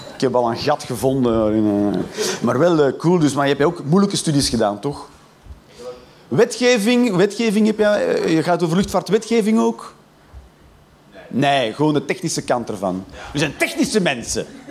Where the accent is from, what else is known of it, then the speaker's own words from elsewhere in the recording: Flanders, Belgium; Ik ben Vlaming